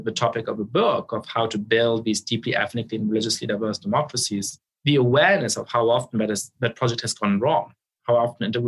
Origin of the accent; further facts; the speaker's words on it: Munich, Bavaria, Germany; now in United States; I was growing up in Munich in the center of town